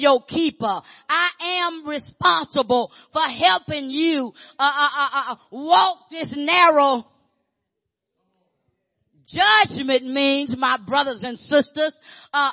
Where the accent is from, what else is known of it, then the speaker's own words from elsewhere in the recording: Arkansas, United States; I grew up in Arkansas.